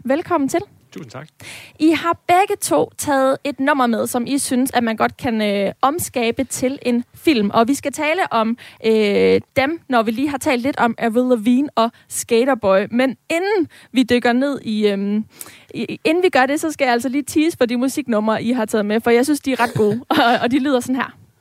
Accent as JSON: {"language": "Danish", "town": "Aarhus", "region": "Central Denmark Region", "country": "Denmark", "said": "som ægte aarhusianer"}